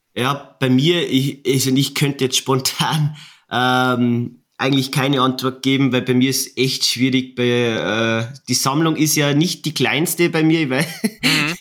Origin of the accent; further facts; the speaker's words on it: Bavaria, Germany; bei uns in Bayern